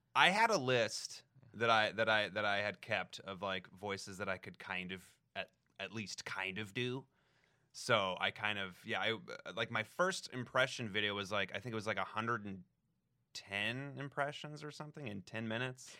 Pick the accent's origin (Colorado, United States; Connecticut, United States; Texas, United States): Colorado, United States; Denver; moved away; Denver, like right outside of Denver. Yeah. Uh, Colorado